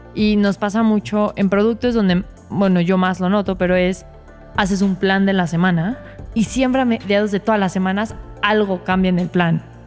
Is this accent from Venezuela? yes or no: no; Mexico; soy mexicana